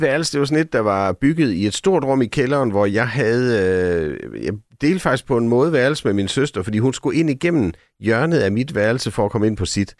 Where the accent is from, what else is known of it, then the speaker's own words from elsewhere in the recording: Sønderborg, Southern Denmark, Denmark; Vi boede sådan tæt på både skoven og stranden i Sønderborg